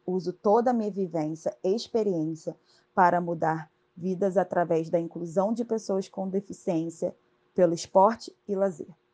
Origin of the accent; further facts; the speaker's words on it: Rio de Janeiro, Brazil; Criada no subúrbio de Madureira, cresci fazendo as atividades no SESC